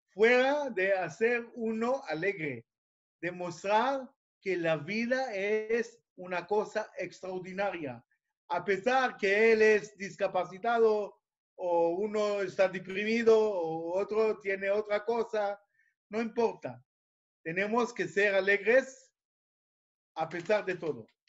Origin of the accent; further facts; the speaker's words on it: Israel; Spanish is a second language; e inglés por modo de la escuela aquí en Israel, hebreo no sé por qué, yo soy israelí